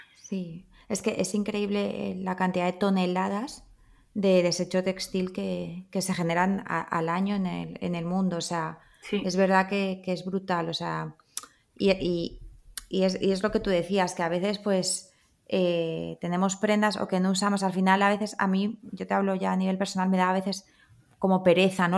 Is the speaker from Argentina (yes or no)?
no; Madrid, Community of Madrid, Spain; yo soy de Madrid